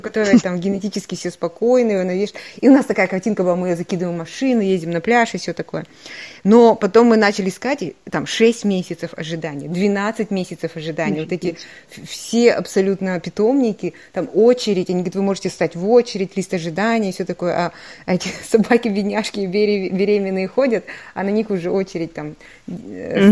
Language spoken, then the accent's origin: Russian; Kazakhstan; moved away; я такая холоднокровная казашка